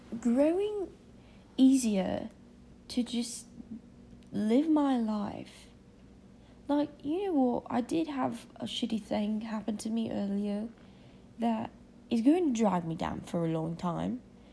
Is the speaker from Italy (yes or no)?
no; United Kingdom; accent: British; I don't know what you're talking about. I'm fine. That's my natural accent.